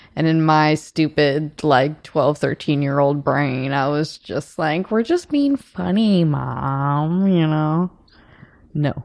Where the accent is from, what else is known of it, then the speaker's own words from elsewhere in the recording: South Bend, Indiana, United States; I'm from South Bend, Indiana.